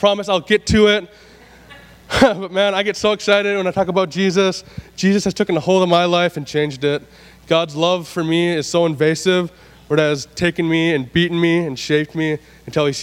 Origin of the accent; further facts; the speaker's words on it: Willmar, Minnesota, United States; also born or lived in Sauk Centre, Minnesota; I grew up in Wilmer, Minnesota